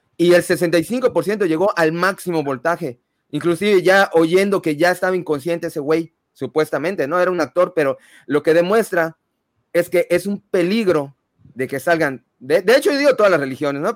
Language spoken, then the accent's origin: Spanish; Mexico; nací en México soy católico